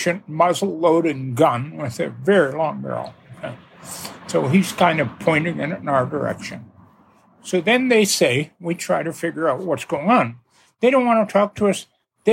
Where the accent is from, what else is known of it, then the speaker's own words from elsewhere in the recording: Canada; we're from Canada